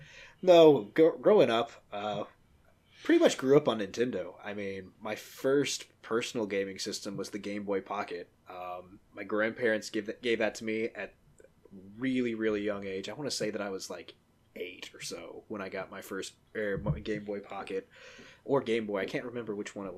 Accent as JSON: {"language": "English", "town": "Atlanta", "region": "Georgia", "country": "United States", "tie": "born or raised there", "said": "Yeah, so, you know, I grew up down south in Atlanta, the heart of Dixie."}